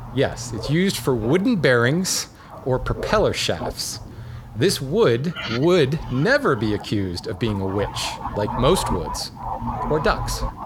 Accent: Hawaii, United States; I grew up in Hawaii

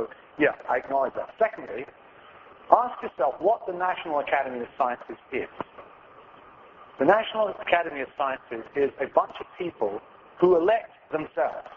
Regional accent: England, United Kingdom; also born or lived in Australia; now in United States; I'm from England originally. I lived 3 years in Australia

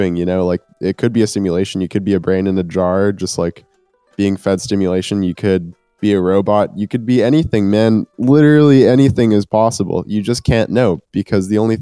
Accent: Winnipeg, Manitoba, Canada; I'm from Winnipeg. It's a city of about 700,000 people right now, in the heart of Canada

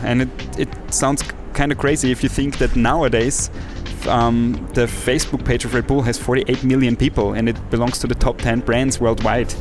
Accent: villages in Austria, outside Salzburg, Austria; moved away as an adult; now in Vienna, Austria; my little village outside of Salzburg in Austria um, because I'm a country boy. So basically, cool. I have um, grown up in different villages in, in Austria

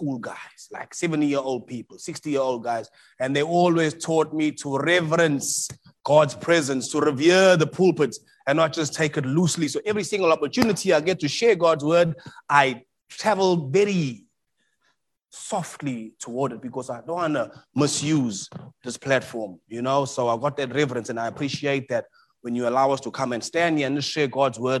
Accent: South Africa; moved away as an adult; now in Melbourne, Australia; I'm from South Africa

